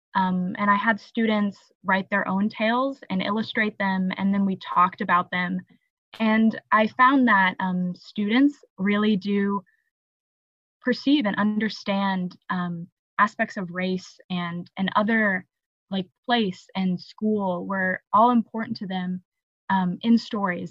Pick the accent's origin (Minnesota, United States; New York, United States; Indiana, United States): Indiana, United States; Evansville; I'm from Evansville, Indiana, which is like the toe of the boot